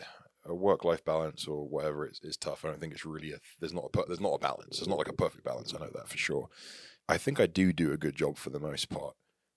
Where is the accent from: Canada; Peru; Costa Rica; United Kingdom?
United Kingdom; England; moved away as an adult; now in United States; because I grew up in England. I'm still very much English. I'm not even a US citizen. I've got a US passport. I'm English. Is I left England at the age of 18.